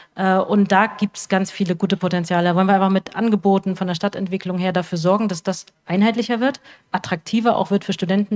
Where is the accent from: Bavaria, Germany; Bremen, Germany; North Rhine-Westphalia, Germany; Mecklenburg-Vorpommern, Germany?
Mecklenburg-Vorpommern, Germany; Rostock; uns Rostocker und Rostockerinnen